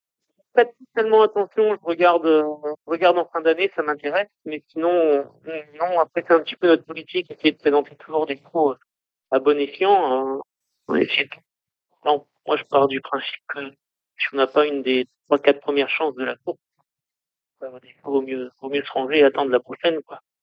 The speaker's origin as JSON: {"language": "French", "area": "the North", "region": "Hauts-de-France", "country": "France", "moved": "as an adult", "said": "on est originaire du Nord"}